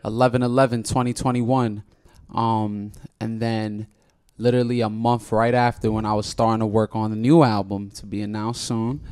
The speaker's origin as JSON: {"language": "English", "town": "New York City", "region": "New York", "country": "United States", "said": "I'm from Washington Heights, the biggest heights ever known to man"}